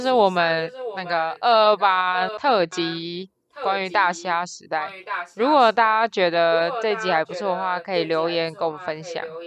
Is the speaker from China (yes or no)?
no; Taipei, Taiwan; 我就是也是一个货真价实的天龙国人，就是身份证字号 A 开头的